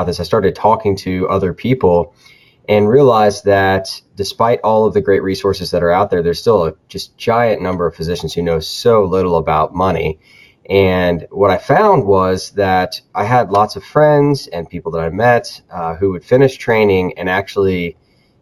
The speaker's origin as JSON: {"language": "English", "region": "Florida", "country": "United States", "also_born_or_lived": "South Carolina / North Carolina", "moved": "as an adult", "said": "I'm originally from Florida"}